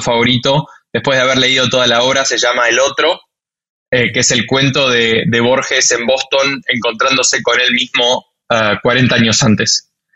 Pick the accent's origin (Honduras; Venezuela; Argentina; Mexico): Argentina; soy argentino